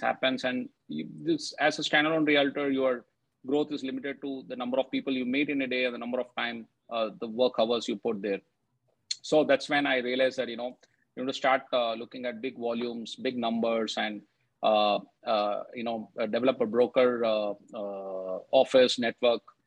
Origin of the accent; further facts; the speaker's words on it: Bengaluru, Karnataka, India; back in my city, I come from Bengaluru, the IT capital of India.